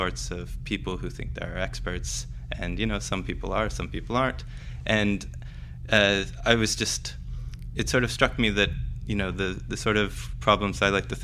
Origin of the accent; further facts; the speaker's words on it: Oregon, United States; moved away as an adult; also born or lived in Stanford, California, United States / Toronto, Canada; now in Cambridge, United Kingdom; I grew up in Oregon. I went to school there as a kid